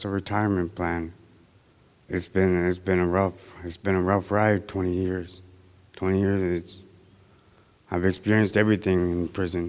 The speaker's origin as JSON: {"language": "English", "town": "Unalakleet", "region": "Alaska", "country": "United States", "said": "I'm from Unicleet"}